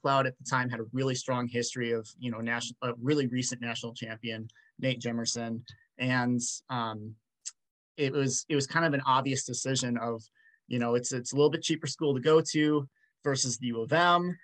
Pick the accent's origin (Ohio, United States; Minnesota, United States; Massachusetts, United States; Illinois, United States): Minnesota, United States; Rochester; I'm from Rochester, Minnesota. I went to Rochester Mayo